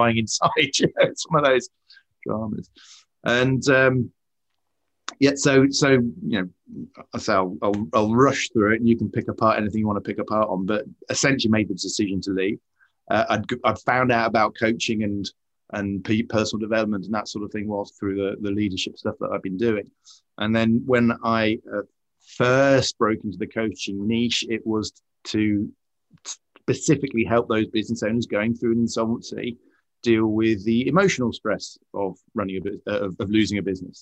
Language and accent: English; United Kingdom; as a British person.